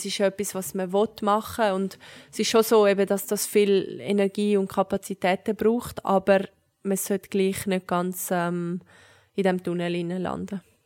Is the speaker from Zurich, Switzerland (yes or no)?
yes; Zurich, Switzerland; ich bin in Zürich aufgewachsen